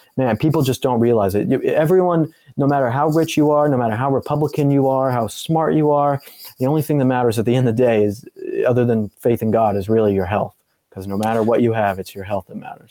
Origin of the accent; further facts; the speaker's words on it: Colorado, United States; I'm from Colorado